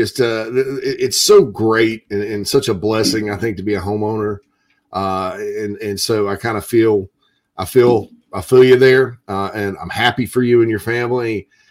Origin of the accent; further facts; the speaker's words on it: the South, United States; I'm from the South, right? I mean, that's what the term redneck comes from, right?